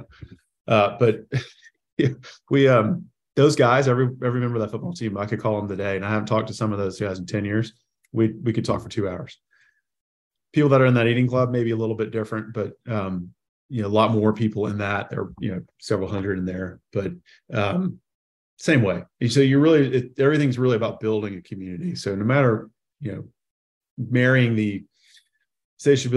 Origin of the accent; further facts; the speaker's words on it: South Carolina, United States; as a kid growing up in South Carolina